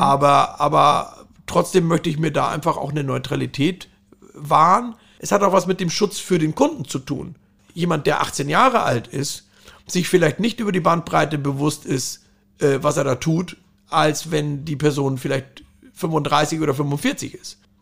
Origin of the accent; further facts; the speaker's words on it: Fürstenfeldbruck, Bavaria, Germany; also born or lived in Saarland; now in Hamburg, Germany; aufgewachsen bin ich dann in Bayern, was letztendlich in der Nähe von München